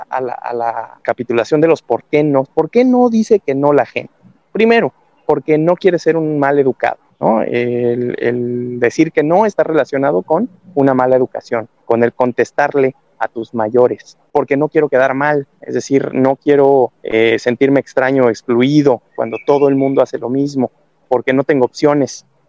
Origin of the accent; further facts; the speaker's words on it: Mexico; como latino, como mexicano, como parte de, esta cultura del bomberazo